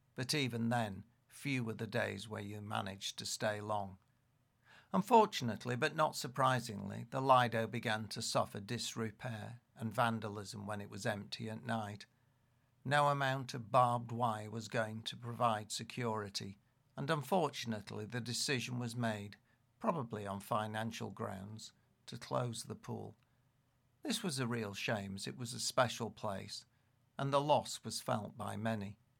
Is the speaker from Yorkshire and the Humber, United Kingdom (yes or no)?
yes; Leeds, Yorkshire and the Humber, United Kingdom; growing up in Leeds